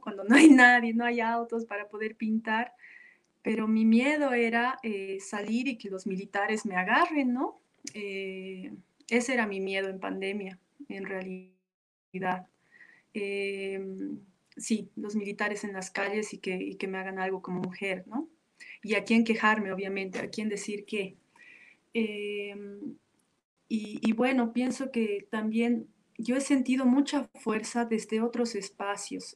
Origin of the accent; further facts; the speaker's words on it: Bolivia; como mujeres bolivianas